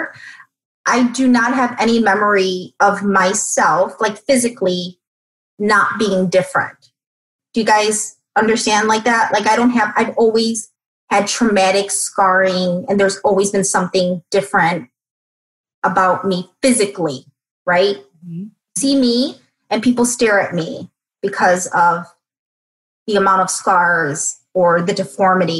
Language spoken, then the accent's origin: English; Chicago, Illinois, United States; I'm born and raised in Chicago, single mom.